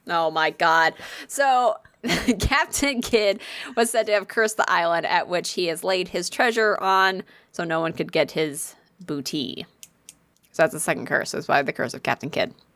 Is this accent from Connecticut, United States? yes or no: yes; Connecticut, United States; I'm from Connecticut